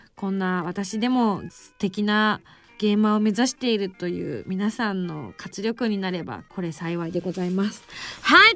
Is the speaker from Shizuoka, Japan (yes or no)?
no; Yamaguchi, Japan; accent: Yamaguchi dialect; also born or lived in Tokyo; 自分東京弁と山口弁しか知らんけえね